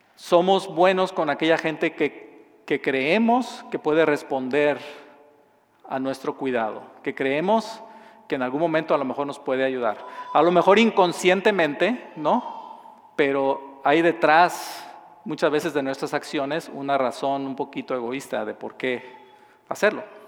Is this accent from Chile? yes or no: no; southern Mexico, Mexico; moved away; yo nací y crecí en, en México, en un estado al sur del país